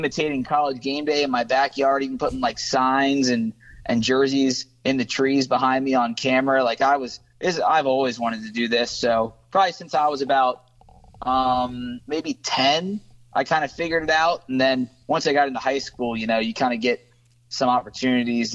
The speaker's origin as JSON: {"language": "English", "town": "Cincinnati", "region": "Ohio", "country": "United States", "tie": "born or raised there", "also_born_or_lived": "Louisiana", "said": "From Cincinnati, from the west side. Grew up in White Oak and went to LaSalle High School and then University of Cincinnati. So I'm Cincinnati through and through."}